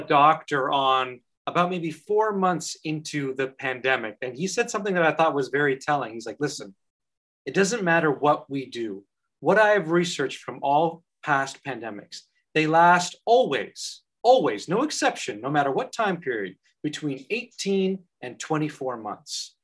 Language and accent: English; Canada; now in Ireland; as a Canadian citizen